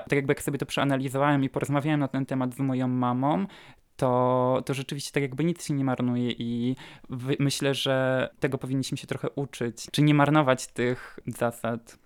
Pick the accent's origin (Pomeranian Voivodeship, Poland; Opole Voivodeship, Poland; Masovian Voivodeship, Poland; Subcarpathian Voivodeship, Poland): Opole Voivodeship, Poland; Piotrówka; moved away as an adult; now in Katowice, Poland; mieszkam na co dzień w Katowicach, ale pochodzę z małej wsi w województwie opolskim, wsi Piotrówka